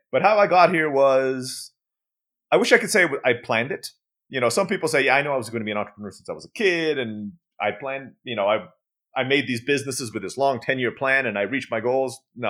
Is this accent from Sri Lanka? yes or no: no; Istanbul, Turkey; first language Turkish; English is a second language; also born or lived in Philippines; now in Mexico; I was born in the Philippines. I grew up in Istanbul, Turkey.